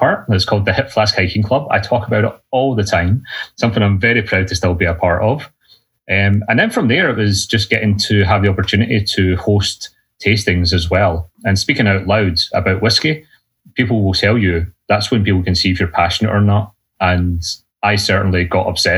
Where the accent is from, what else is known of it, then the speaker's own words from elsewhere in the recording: Lanarkshire, Scotland, United Kingdom; I am from Scotland. I'm from a place just outside Glasgow called Lanarkshire